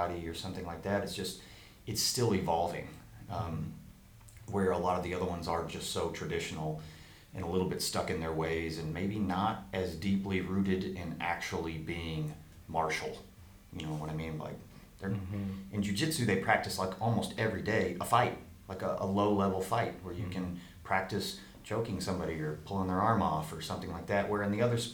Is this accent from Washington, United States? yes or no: no; Rowlett, Texas, United States; I grew up here in the Dallas area, Rowlett to be exact.